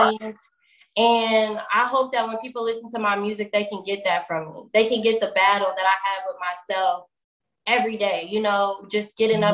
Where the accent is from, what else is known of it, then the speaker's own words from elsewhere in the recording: Atlanta, Georgia, United States; also born or lived in Indianapolis, Indiana; I'm from Indianapolis, but I was raised here. I've been here since I was three. Um, so I'm in Atlanta currently